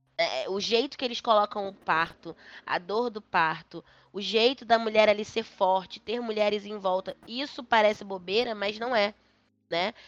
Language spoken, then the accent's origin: Portuguese; Brazil; eu sou brasileiro